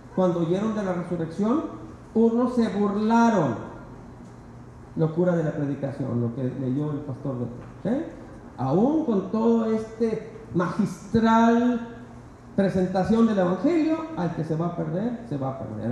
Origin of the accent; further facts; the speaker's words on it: Mexico; Siendo mexicanos